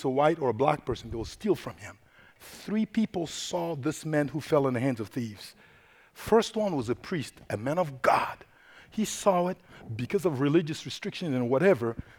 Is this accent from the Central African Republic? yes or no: yes; Central African Republic; first language Sango; English is a second language; moved away; I am originally from the Central African Republic, located in the heart of Africa.